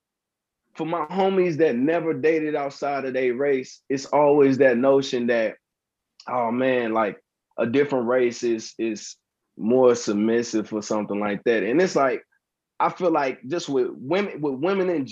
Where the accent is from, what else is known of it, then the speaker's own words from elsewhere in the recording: East St. Louis, Illinois, United States; I'm from East St. Louis